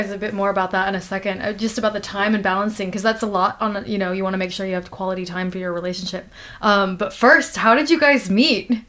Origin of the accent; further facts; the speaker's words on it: United States; I'm American.